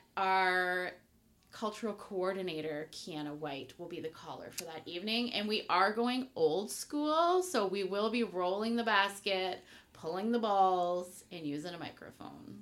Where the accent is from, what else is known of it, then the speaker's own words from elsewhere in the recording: Henvey Inlet, Ontario, Canada; I am Anishinaabe Kwei from Henvey Inlet.